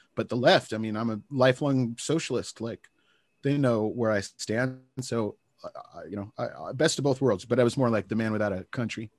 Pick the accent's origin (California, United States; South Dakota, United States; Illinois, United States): California, United States; Santa Barbara; moved away as an adult; It's my hometown.